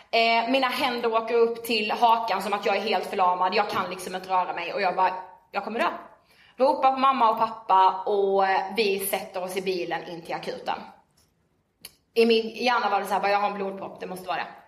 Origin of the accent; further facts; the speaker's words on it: Karlshamn, Blekinge, Sweden; now in Stockholm, Sweden; eh, och är 23 eh, år och född och uppvuxen i Karlshamn i Blekinge.